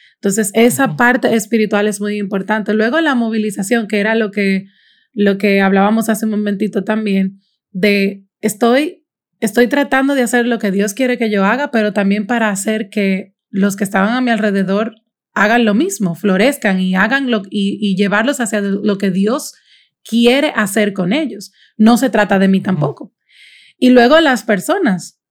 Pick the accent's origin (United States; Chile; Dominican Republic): Dominican Republic; soy dominicana, vivo en Santo Domingo